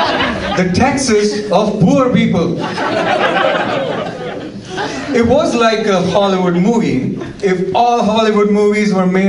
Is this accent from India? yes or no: yes; India; moved away as an adult; also born or lived in Oklahoma; now in Seattle, United States; when I was in India, I grew up in India